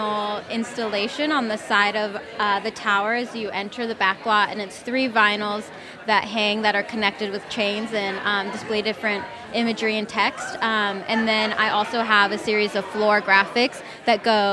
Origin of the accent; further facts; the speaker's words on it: Los Angeles, California, United States; growing up, I grew up